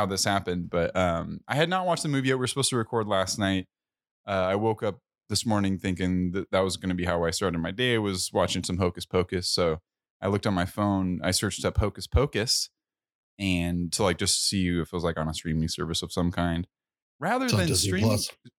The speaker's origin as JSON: {"language": "English", "region": "California", "country": "United States", "said": "I'm from California."}